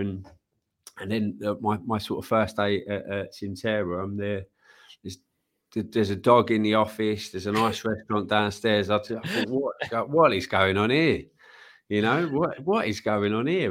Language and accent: English; London, United Kingdom; I grew up in East Ham